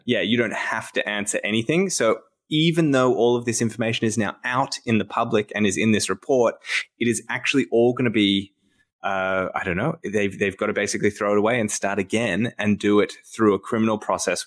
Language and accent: English; Australia; as an Australian